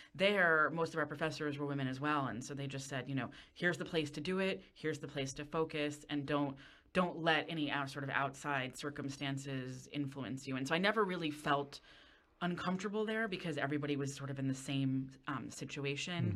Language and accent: English; Westchester County, New York, United States; I grew up in Westchester County